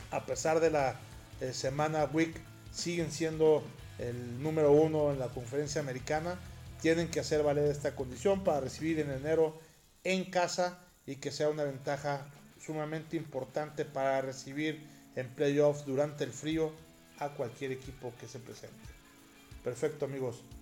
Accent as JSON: {"language": "Spanish", "country": "Mexico", "said": "sobre todo para nosotros que venimos de México"}